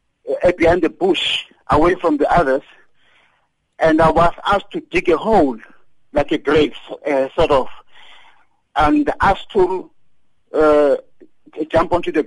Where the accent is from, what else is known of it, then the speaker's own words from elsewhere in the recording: Daveyton, Gauteng, South Africa; And I came from Daveyton, and we used to work at the Lanbow Span.